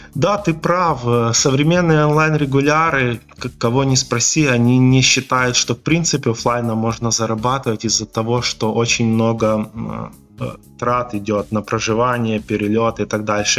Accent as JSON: {"language": "Russian", "region": "Volyn Oblast", "country": "Ukraine", "tie": "born or raised there", "said": "у меня в родном городе есть покерный клуб"}